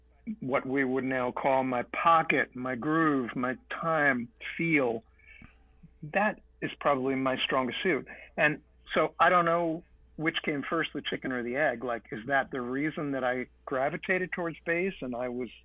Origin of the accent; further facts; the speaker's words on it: New York City, New York, United States; we both are born and raised in Manhattan in New York City